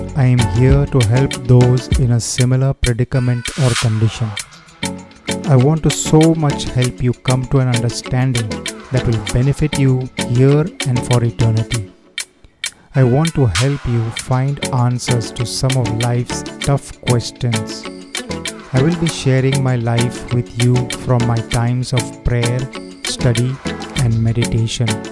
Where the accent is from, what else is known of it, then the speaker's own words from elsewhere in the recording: Goa, India; I am from Goa